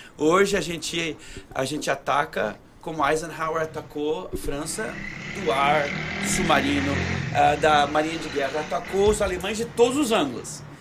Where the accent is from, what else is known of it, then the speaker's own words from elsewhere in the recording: Brazil; now in United States; eu, com vim do Brasil, para uma família mormon